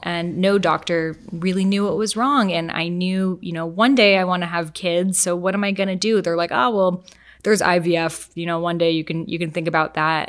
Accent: Boston, Massachusetts, United States; I grew up in Boston.

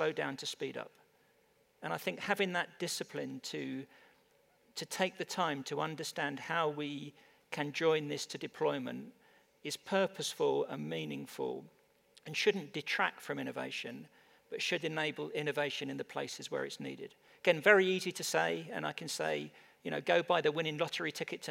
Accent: England, United Kingdom; I'm from England

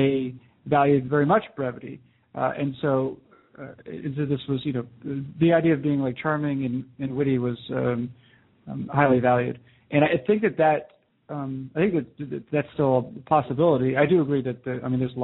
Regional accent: New Hampshire, United States; I grew up in New Hampshire

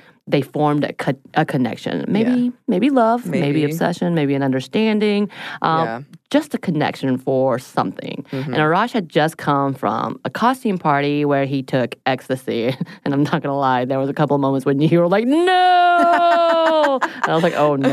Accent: South Korea; the two musicians I knew about growing up in Korea

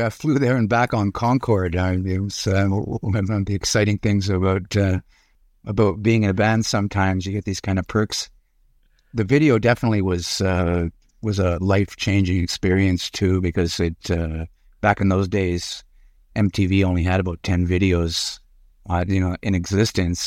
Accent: Montreal, Quebec, Canada; also born or lived in Urbana, Illinois, United States; we moved to Montreal. I was three years old. and, uh, grew up there

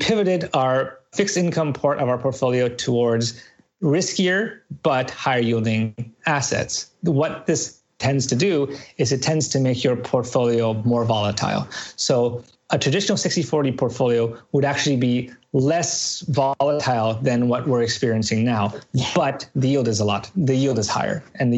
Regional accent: Canada; But I'm Canadian.

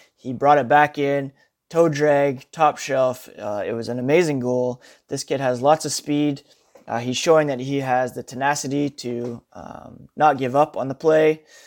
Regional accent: Ottawa, Ontario, Canada; We are both from Ottawa

